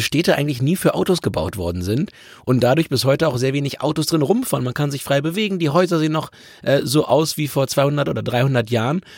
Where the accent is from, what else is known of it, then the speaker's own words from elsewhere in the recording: Hamburg, Germany; für mich als Hamburger